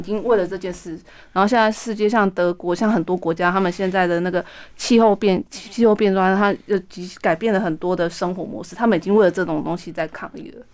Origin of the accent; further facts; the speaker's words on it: Hualien, Hualien County, Taiwan; now in Taipei, Taiwan; 就是我的故乡美轮